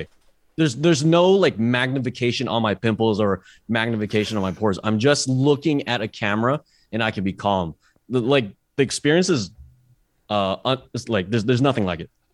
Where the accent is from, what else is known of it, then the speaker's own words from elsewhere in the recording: Bay Area, California, United States; I'm from the Bay Area